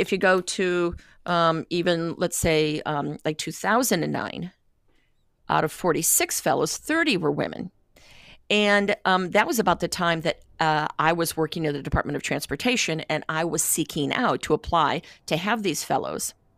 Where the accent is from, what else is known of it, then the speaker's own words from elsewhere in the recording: Great Lakes, United States; I'm from the Great Lakes